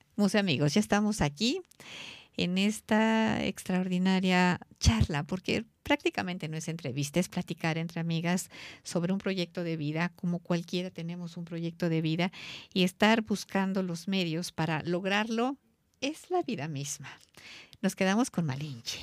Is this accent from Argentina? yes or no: no; Mexico; como mexicana